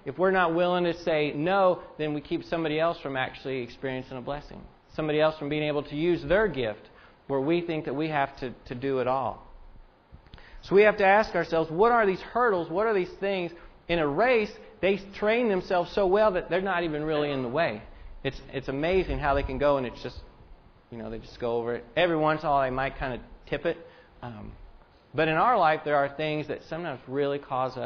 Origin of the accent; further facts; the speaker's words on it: Indiana, United States; I am from Indiana. I root for the Hoosiers